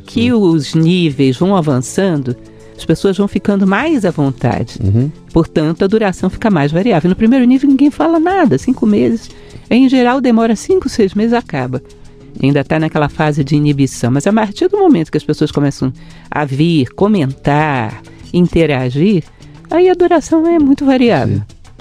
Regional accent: Brasília, Federal District, Brazil; also born or lived in Rio de Janeiro; Eu nasci no Rio de Janeiro, sou uma carioca meio brasiliense já. Cheguei aos 9 anos de idade em Brasília

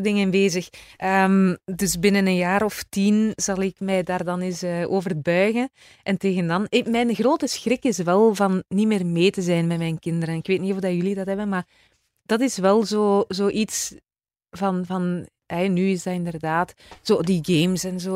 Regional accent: Izegem, Flanders, Belgium; accent: West Flemish; also born or lived in countryside between Mechelen and Leuven; now in between Mechelen and Leuven, Belgium; Ik ben West-Vlaamse eigenlijk. Hè. Ik ben van Izegem.

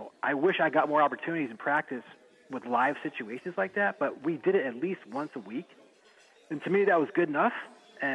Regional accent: Avon, Connecticut, United States; I'm from Connecticut. I'm in Avon, Connecticut

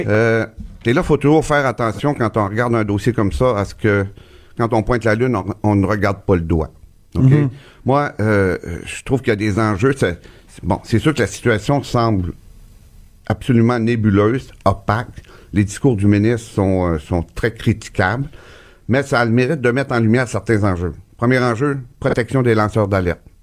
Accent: Gaspésie, Quebec, Canada; chez nous, en Gaspésie

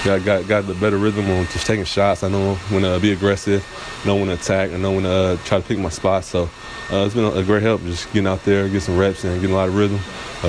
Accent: Milwaukee, Wisconsin, United States; growing up in Milwaukee, you got a lot of small guards that can quick, so I had to hold guys like that.

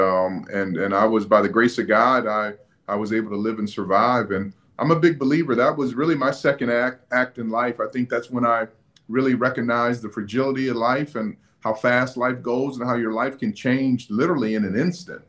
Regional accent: Phoenix, Arizona, United States; I was born and raised in Phoenix, Arizona

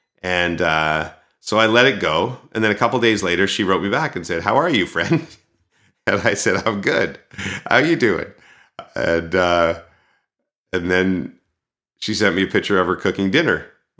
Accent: Texas, United States; I'm from Texas in the United States.

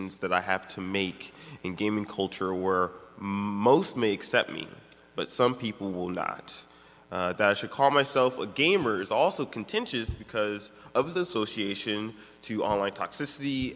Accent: Maryland, United States; I'm from Maryland

